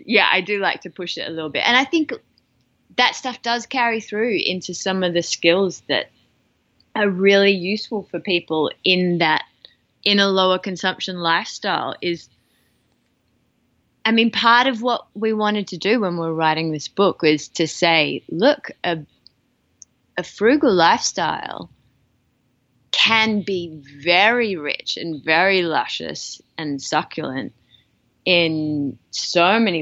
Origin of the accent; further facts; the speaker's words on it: Australia; as an Australian